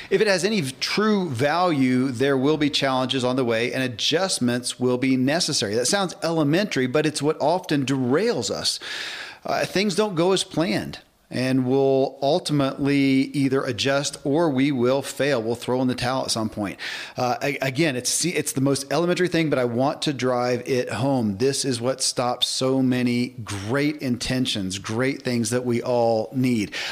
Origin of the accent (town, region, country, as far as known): Kentucky, United States; born or raised there